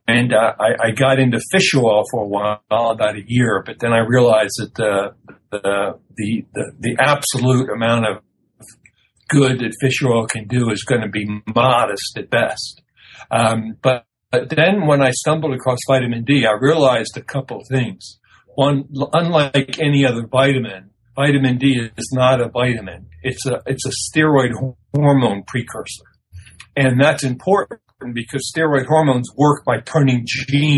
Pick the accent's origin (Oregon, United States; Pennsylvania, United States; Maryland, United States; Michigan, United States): Maryland, United States; Annapolis; also born or lived in Washington, D.C. / Jessup, Maryland; I grew up in Jessup, Maryland, and then Annapolis, Maryland.